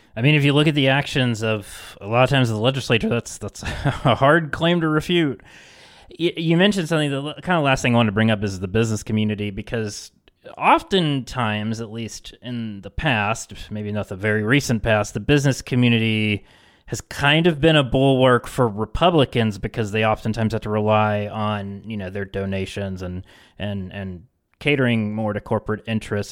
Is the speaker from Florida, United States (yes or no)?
no; West Virginia, United States; my home state of West Virginia